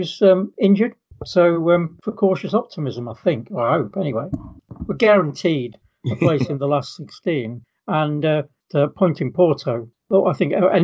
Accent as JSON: {"language": "English", "region": "England", "country": "United Kingdom", "said": "being English"}